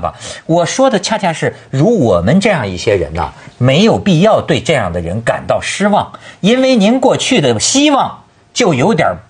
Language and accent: Chinese; China; 我们大陆人